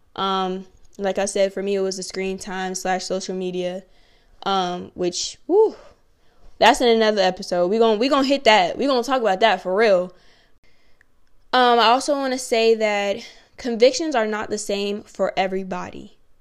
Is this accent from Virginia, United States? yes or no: yes; Virginia, United States; moved away; people from my hometown, shout out seven five seven